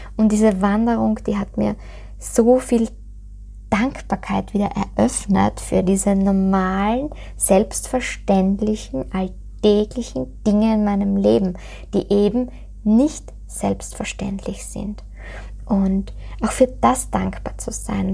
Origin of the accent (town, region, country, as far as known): Styria, Austria